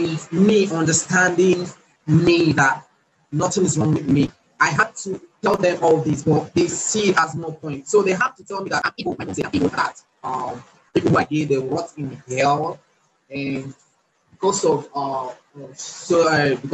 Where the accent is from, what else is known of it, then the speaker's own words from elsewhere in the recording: Nigeria; I'm from Nigeria